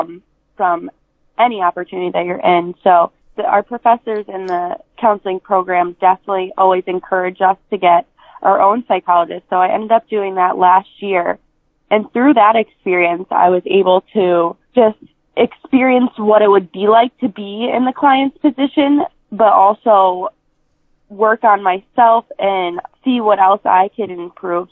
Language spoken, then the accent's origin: English; Scranton, Pennsylvania, United States; my hometown of Scranton, PA